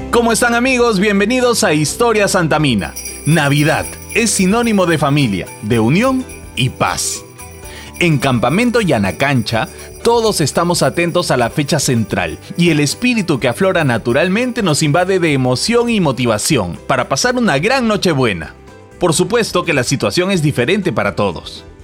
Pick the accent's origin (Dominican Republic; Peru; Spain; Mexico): Peru; Como buenos peruanos, los momentos más gratos del día están ligados a la comida.